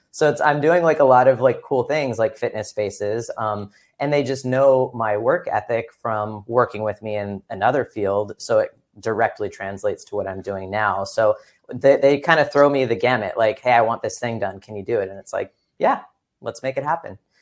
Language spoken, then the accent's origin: English; Upland, California, United States; also born or lived in Fullerton, California / Irvine, California / Orange County, California; I grew up in lots of, well, not lots of places, Upland, California, which is, like, the Inland Empire, technically